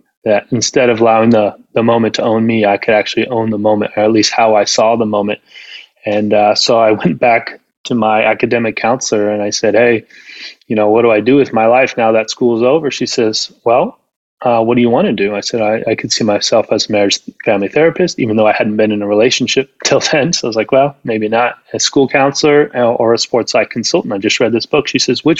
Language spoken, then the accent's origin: English; Southern California, United States; also born or lived in Idaho / Mississippi; I'm from Southern California